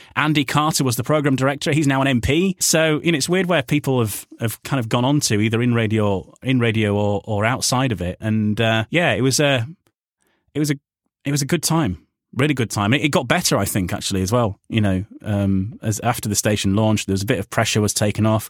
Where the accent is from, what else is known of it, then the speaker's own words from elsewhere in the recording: Yorkshire and the Humber, United Kingdom; moved away as an adult; also born or lived in Wales; coming from Yorkshire and, you know, not being Welsh